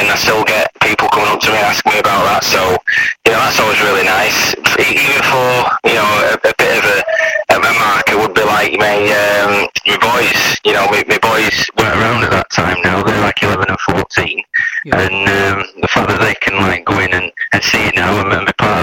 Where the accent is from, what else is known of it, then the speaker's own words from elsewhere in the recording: Doncaster, Yorkshire and the Humber, United Kingdom; also born or lived in Barnsley; I come from Doncaster, but my dad worked at Askham Pit for 30 years